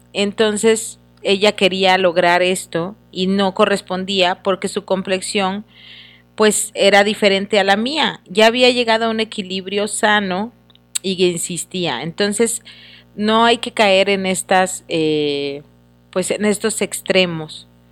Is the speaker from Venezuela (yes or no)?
no; Mexico; como mexicanos